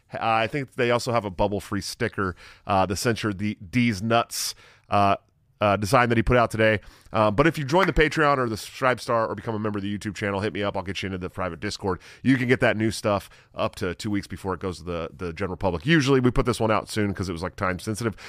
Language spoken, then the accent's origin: English; Iowa, United States; my home state, Iowa